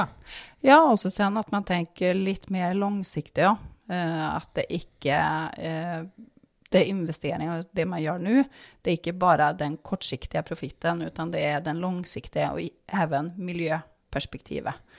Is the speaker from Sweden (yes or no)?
yes; Härnösand, Västernorrland County, Sweden; now in Norway; Ursprungelig så kom jeg fra Hernusand. Det er fem mil nord om Sundsvall.